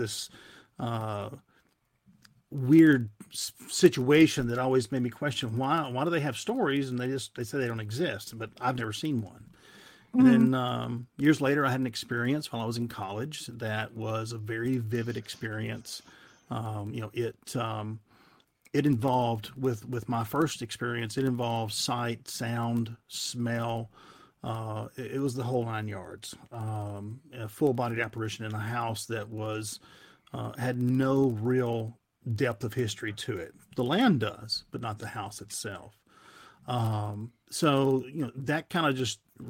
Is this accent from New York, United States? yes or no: no; Tennessee, United States; I am from the great state of Tennessee.